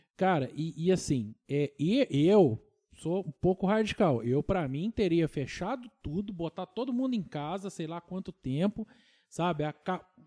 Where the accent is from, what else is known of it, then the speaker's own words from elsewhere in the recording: Tocantins, Minas Gerais, Brazil; eu sou do Tocantins original